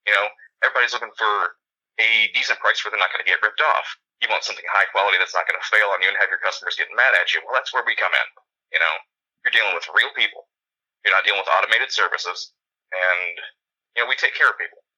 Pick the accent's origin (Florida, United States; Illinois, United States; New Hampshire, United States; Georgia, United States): Florida, United States; I was born and raised here in Florida, not very far from the parks at all. So I spent a lot of time growing up uh, in the Magic Kingdom.